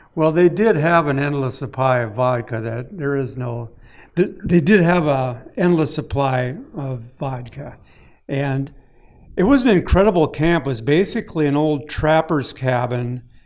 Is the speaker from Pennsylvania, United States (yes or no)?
no; Lake of the Woods, Minnesota, United States; I grew up right on Lake of the Woods